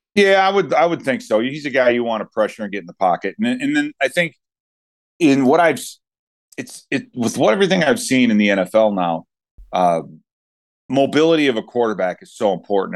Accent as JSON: {"language": "English", "town": "Chicago", "region": "Illinois", "country": "United States", "tie": "born or raised there", "said": "I grew up in Chicago"}